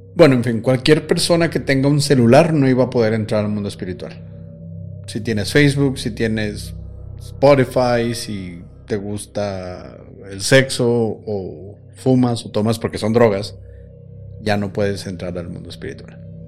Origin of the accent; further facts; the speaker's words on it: Mexico; somos mexicanos